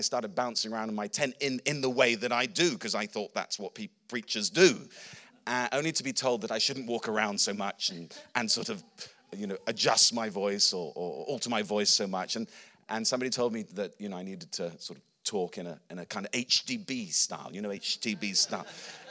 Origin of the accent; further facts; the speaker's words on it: England, United Kingdom; also born or lived in Australia / New Zealand / Philippines; I'm an Englishman. My accent's a bit wonky, but I'm an Englishman.